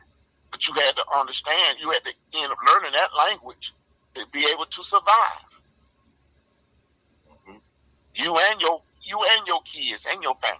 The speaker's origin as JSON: {"language": "English", "region": "the South", "country": "United States", "said": "I'm from the South"}